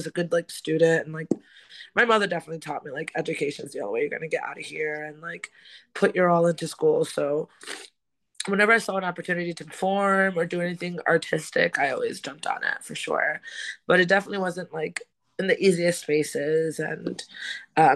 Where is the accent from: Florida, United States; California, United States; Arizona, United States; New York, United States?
New York, United States; New York City; now in Brooklyn, United States; I'm from the South Bronx. Born and raised